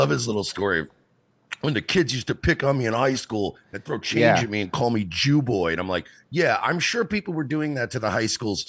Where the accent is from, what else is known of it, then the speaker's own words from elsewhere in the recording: Plainview, New York, United States; As a Jewish kid growing up in Plainview, Long Island